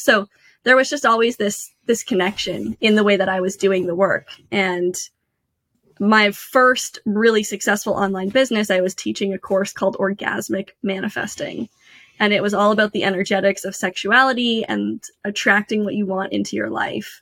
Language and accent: English; Canada; moved away as an adult; now in United States; I grew up in Canada